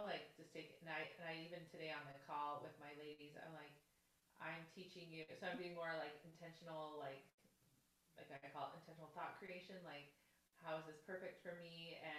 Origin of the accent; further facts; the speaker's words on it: Canada; I'm from Canada.